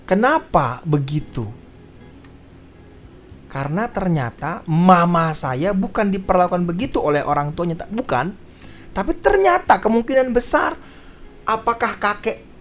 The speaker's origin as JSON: {"language": "Indonesian", "town": "Medan", "region": "North Sumatra", "country": "Indonesia", "said": "Saya orang Medan ya."}